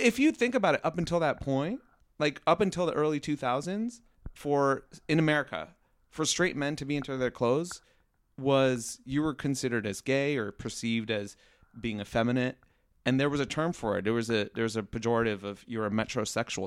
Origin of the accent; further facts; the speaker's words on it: Riverside, California, United States; moved away as an adult; now in Los Angeles, United States; I grew up in Riverside